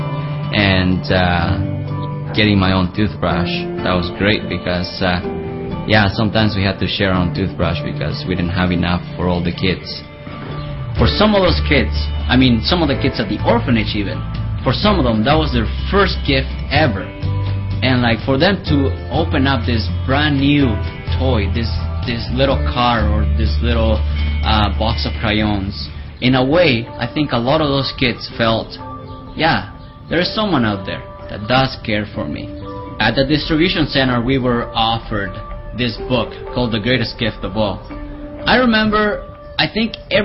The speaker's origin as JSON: {"language": "English", "country": "Nicaragua", "tie": "born or raised there", "said": "I was born in Nicaragua"}